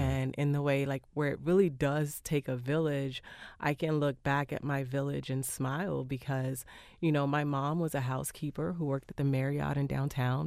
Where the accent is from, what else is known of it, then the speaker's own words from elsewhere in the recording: Miami, Florida, United States; I live in the North Miami area now, but I grew up just a little bit south of there in the Little Haiti and El Portal area